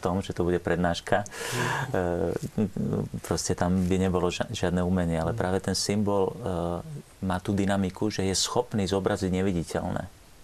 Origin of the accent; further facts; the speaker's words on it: Trnava, Trnava Region, Slovakia; u nás v Trnave, máme taký rečitý spôsob